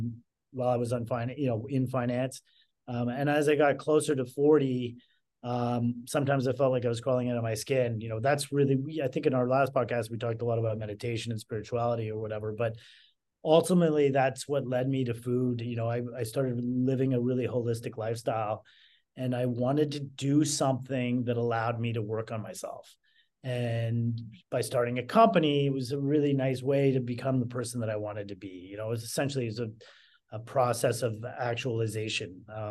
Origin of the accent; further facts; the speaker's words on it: Canada; moved away as an adult; now in Chicago, United States; I moved from Canada to Chicago.